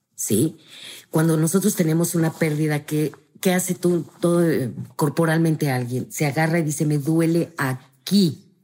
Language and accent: Spanish; Mexico; como buenos mexicanos, sí somos gente de ritual